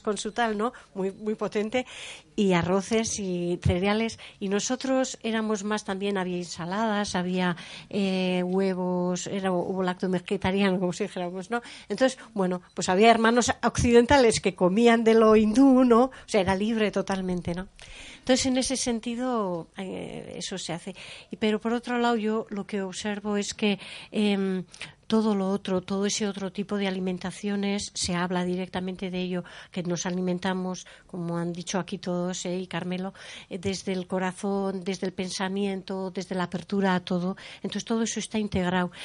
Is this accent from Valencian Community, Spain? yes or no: no; San Sebastián, Basque Country, Spain; yo soy de Donosti y estoy acostumbrada a la comida de Donosti